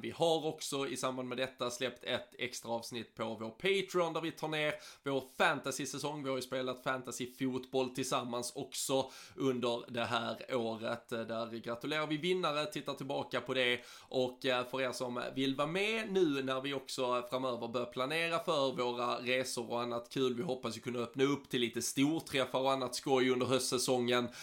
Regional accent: Sweden; som svensk

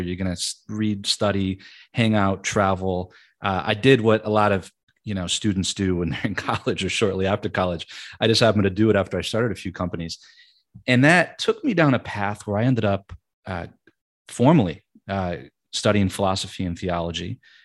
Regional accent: Michigan, United States; moved away as an adult; also born or lived in New York; I'm from Michigan, born and raised

